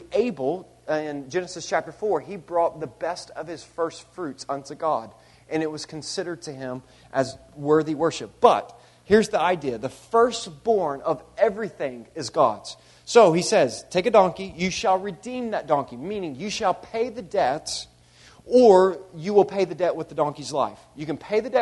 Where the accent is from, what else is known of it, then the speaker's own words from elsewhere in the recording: United States; a European individualistic culture that I grew up in here in America